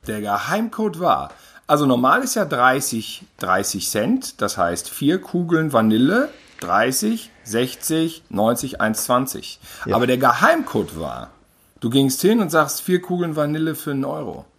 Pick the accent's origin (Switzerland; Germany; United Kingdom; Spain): Germany; Gütersloh, North Rhine-Westphalia; born or raised there; now in Cologne, Germany